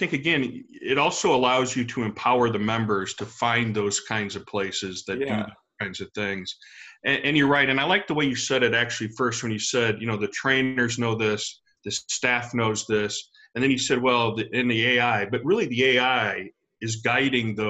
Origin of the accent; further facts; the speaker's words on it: United States; moved away as an adult; also born or lived in Texas / Louisiana; now in St. Louis, United States; I am a transplant. I grew up in Texas in Louisiana.